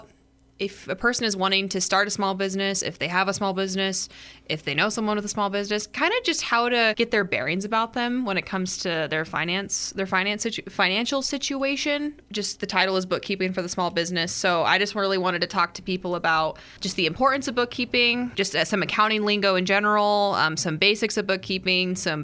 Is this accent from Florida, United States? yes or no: no; Riverton, Wyoming, United States; Was born and raised in Fremont County, born and raised in Riverton